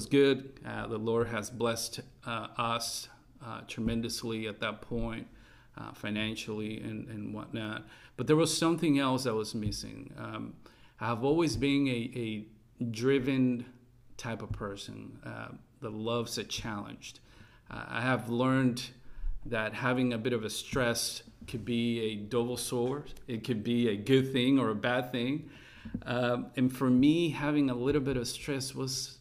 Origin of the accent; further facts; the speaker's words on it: California, United States; moved away as an adult; now in Taiwan; we are initially from California.